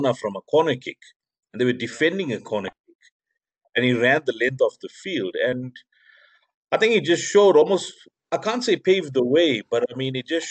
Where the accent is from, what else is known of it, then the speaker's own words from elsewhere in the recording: South Africa; being the South African